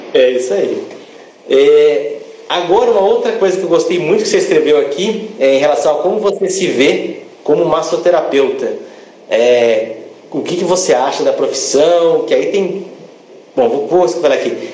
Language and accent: Portuguese; Campinas, São Paulo, Brazil; Sou de Campinas